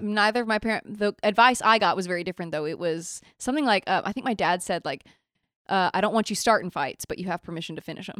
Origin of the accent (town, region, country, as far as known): Nashville, Tennessee, United States; born or raised there; moved away